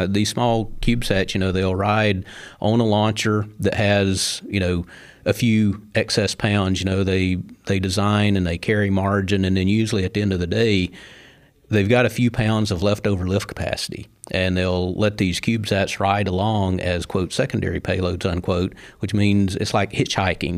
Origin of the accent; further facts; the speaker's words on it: Sand Mountain, North Alabama, United States; when I was a little boy growing up on Sand Mountain, uh, in the sixties